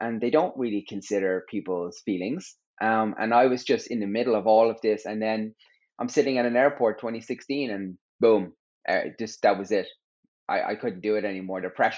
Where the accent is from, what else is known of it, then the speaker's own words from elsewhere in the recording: Terenure, County Dublin, Ireland; I grew up in Terranure, and on my road was the whole world.